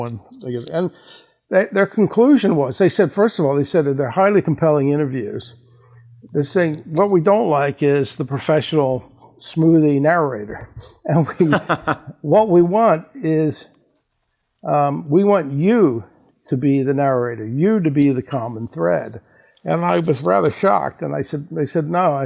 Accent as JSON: {"language": "English", "town": "Baltimore", "region": "Maryland", "country": "United States", "moved": "yes", "said": "I'm originally from Baltimore"}